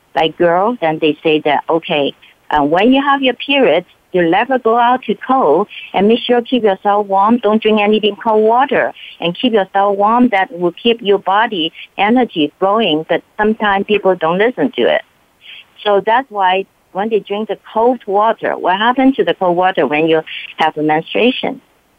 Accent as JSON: {"language": "English", "region": "California", "country": "United States", "said": "So I come from California."}